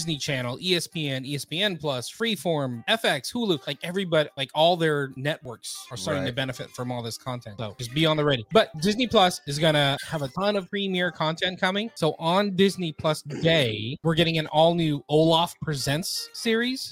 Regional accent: Philippines; I'm Filipino.

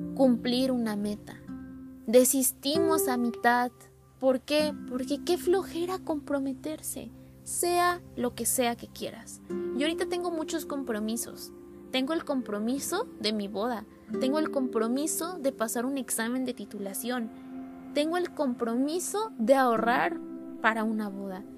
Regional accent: Puebla, Mexico; moved away as an adult; mi ciudad natal y en mi casa

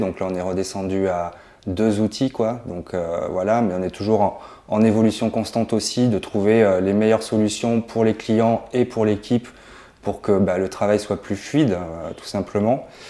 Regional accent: Toulouse, Occitania, France; je suis toulousain.

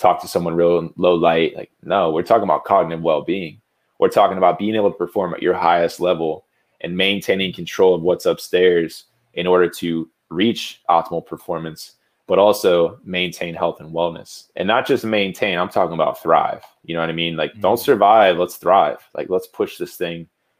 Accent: Jupiter, Florida, United States; I'm from Jupiter, Florida. It's a small little beach town.

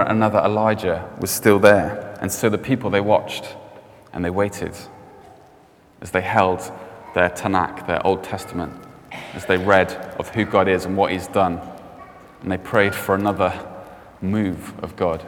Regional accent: Cardiff, Wales, United Kingdom; i grew up in Cardiff.

